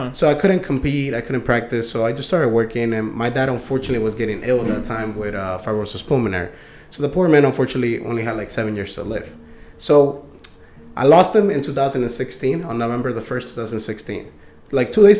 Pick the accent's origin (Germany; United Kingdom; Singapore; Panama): Panama; also born or lived in Dania, United States / Hollywood, United States; now in Florida, United States; Originally, I'm from Panama. Lived there when I was a kid. So, I always been back and forth from Panama and the U.S. and Florida. Mainly Broward. Always been in Broward, like in Dania, Hollywood area.